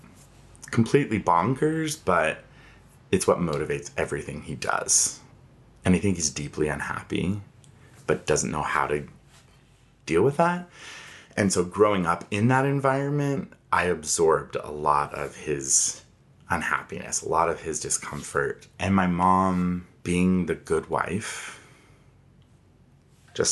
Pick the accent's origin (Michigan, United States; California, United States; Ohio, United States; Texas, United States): California, United States; Inland Empire; moved away; also born or lived in Idaho; I grew up in California in this fun little center of the triangle between Palm Springs, Los Angeles, and San Diego called the Inland Empire.